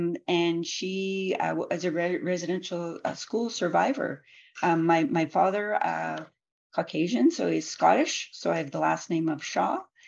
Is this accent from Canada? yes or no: yes; Edmonton, Alberta, Canada; also born or lived in Muskeg Lake Cree Nation, Saskatchewan; now in Calgary, Canada; members of Muskeg Lake Cree Nation. I've been in Calgary for 28 years, was born and raised in Edmonton.